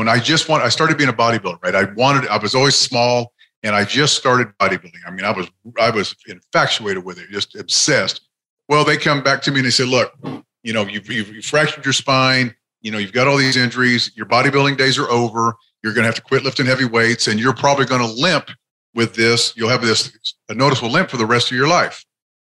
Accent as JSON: {"language": "English", "town": "Springfield", "region": "Missouri", "country": "United States", "moved": "yes", "lives_now": "Oklahoma, United States", "said": "I'm originally from Springfield, Missouri, Southwest Missouri, mm-hmm. where I'm originally from"}